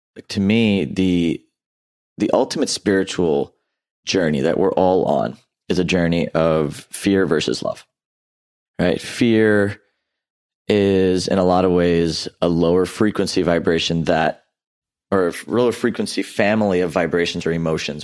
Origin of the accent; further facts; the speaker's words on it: Houston, Texas, United States; also born or lived in Louisiana; I grew up in Southeast Houston